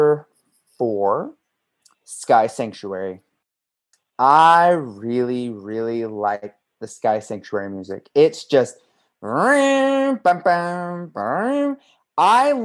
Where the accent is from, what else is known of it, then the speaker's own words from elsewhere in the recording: Las Vegas, Nevada, United States; I was born and raised in Vegas area